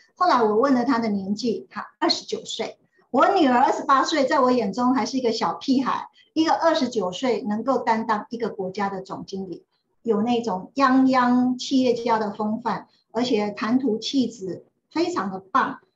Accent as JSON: {"language": "Chinese", "area": "Xinyi / Zhongliao", "region": "Nantou County", "country": "Taiwan", "tie": "born or raised there", "said": "因为我爸爸是国中的老师，然后我住在信义国中的老师宿舍。那我爸爸搬到中寮国中，就住在中寮国中的老师宿舍"}